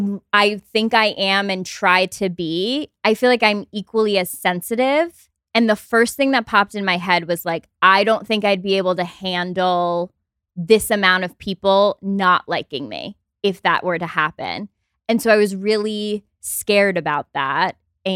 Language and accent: English; Albany, New York, United States; I grew up in upstate New York in Albany.